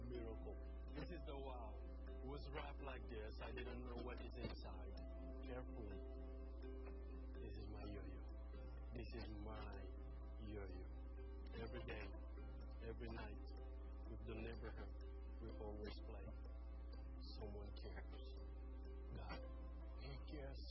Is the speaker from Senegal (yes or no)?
yes; Senegal; I'm from Senegal.